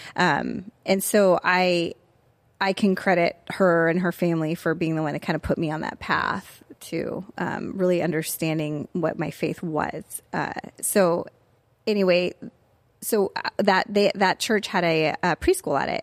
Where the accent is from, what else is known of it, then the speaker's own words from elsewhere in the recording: Tustin, California, United States; also born or lived in Pensacola, Florida; I grew up in Tustin when it was fairly a small community